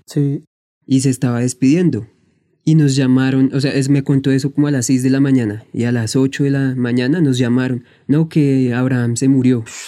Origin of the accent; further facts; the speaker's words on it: Neiva, Huila, Colombia; yo soy de Neiva